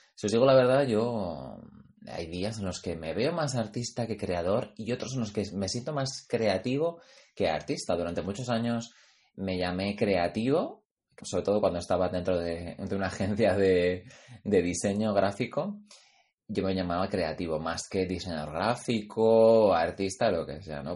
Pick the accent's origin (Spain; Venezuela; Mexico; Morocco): Spain; Pamplona, Navarre; mi tierra, yo soy de Pamplona